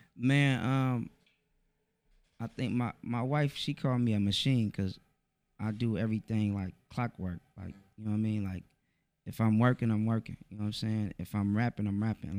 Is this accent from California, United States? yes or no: yes; Oakland, California, United States; I'm from Oakland, East Oakland, California.